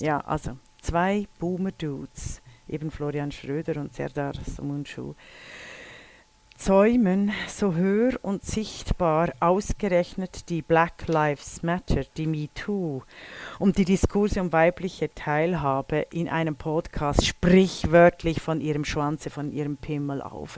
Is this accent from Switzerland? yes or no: yes; Switzerland; als Mädchen in den 60er Jahren in der Schweiz geboren worden zu sein